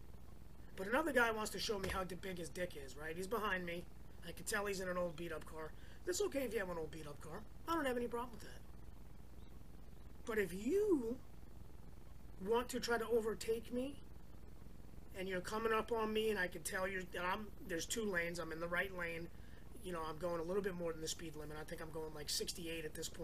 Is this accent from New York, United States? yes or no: yes; New York, United States; now in California, United States; Where I grew up in New York, they call it the parkway.